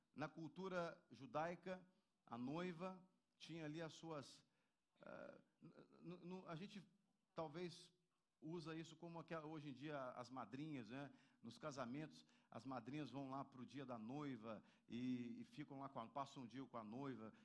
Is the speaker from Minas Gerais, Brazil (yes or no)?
yes; Minas Gerais, Brazil; moved away; lá na minha terra, lá em Minas Gerais